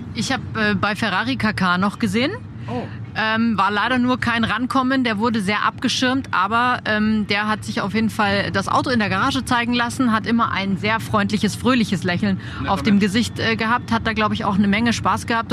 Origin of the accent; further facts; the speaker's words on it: Germany; bei uns in Deutschland